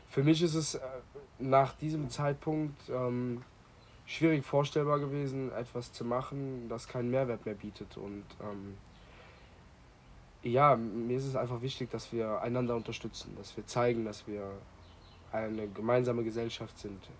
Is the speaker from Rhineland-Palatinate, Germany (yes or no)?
yes; Bad Bodendorf, Rhineland-Palatinate, Germany; ich bin aus Bad Bodendorf, aus dem Ahrtal.